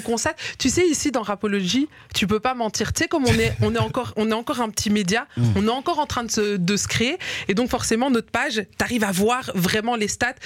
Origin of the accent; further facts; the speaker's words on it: Liège, Wallonia, Belgium; moved away as an adult; now in Brussels, Belgium; je suis une liégeoise de base et j'ai été propulsée dans la vie bruxelloise